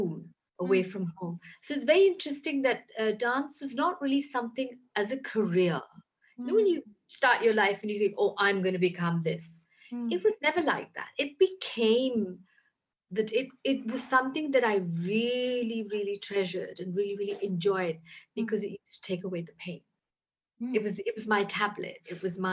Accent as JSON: {"language": "English", "region": "London", "country": "United Kingdom", "tie": "born or raised there", "also_born_or_lived": "Lahore, Pakistan / India", "moved": "as an adult", "lives_now": "Pakistan", "said": "I grew up in London, and I was born in Lahore in Pakistan."}